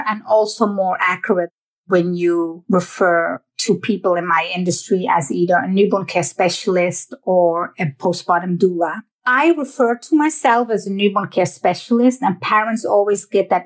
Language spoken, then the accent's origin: English; Netherlands; moved away; I was born and raised in the Netherlands, that little country